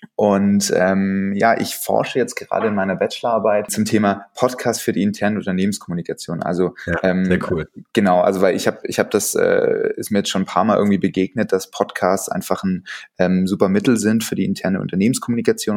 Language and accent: German; Stuttgart, Baden-Württemberg, Germany; ich bin Stuttgarter